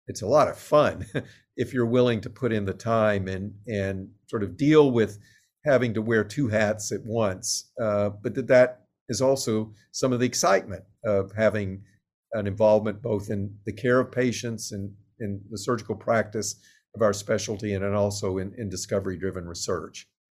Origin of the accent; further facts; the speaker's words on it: Little Rock, Arkansas, United States; moved away; I grew up in Little Rock, Arkansas